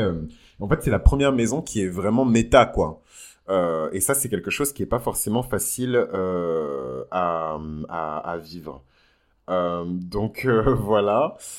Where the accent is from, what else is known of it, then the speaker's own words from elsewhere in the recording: south-west France, France; la région dans laquelle j'ai grandi dans le sud-ouest